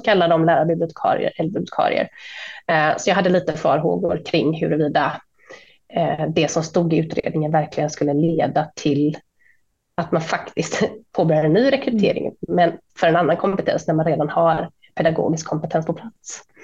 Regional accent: Sweden; alla vi som var svenskar

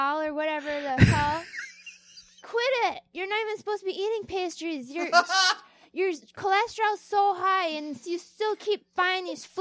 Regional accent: Wisconsin, United States; moved away as an adult; now in Minnesota, United States; moved officially full-time into Wisconsin at 4.5 years of age, and then I moved back here after I was an adult

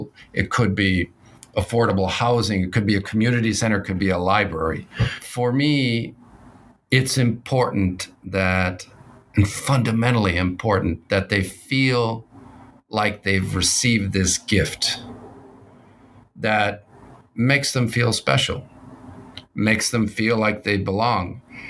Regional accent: West Coast, United States; also born or lived in Bogotá, Colombia; So I was born in Bogota, Colombia. My family immigrated to the United States in my youth on the West Coast.

